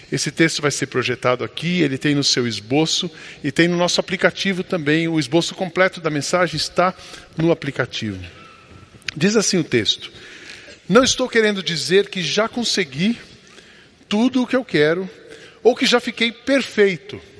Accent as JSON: {"language": "Portuguese", "country": "Brazil", "said": "Nós somos brasileiros"}